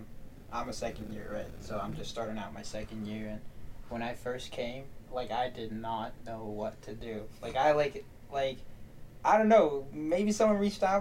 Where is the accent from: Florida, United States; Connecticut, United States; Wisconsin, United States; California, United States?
California, United States; San Francisco; moved away; I'm from San Francisco. It's relatively far from where I live in San Francisco.